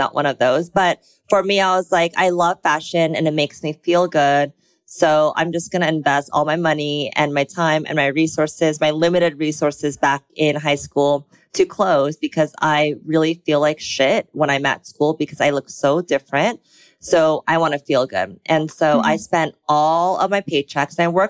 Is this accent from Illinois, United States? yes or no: no; Bay Area, California, United States; moved away as an adult; also born or lived in Texas / South Korea / Los Angeles; now in Los Angeles area, United States; I was born in Texas, but grew up in the Bay Area. So I lived in the Bay Area most of my life